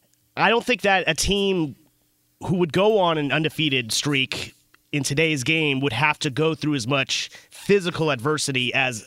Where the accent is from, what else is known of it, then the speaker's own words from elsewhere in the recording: California, United States; I grew up here in Southern California.